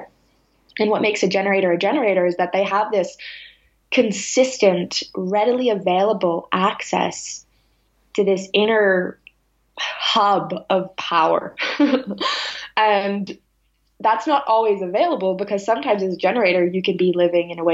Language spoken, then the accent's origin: English; Salem, Massachusetts, United States; I grew up in Salem, Massachusetts